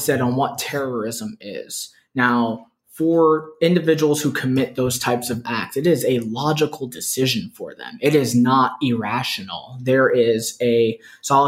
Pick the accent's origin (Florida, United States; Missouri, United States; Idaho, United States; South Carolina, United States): Florida, United States; Poinciana; also born or lived in Brooklyn, New York; now in Flagler County, United States; I went to high school in Poinciana, Florida.